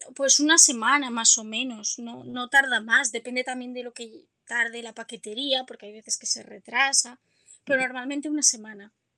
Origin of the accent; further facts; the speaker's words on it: Oropesa del Mar, Valencian Community, Spain; yo soy de Castellón. Vale. Y bueno, y en mi pueblo, en Oropesa del Mar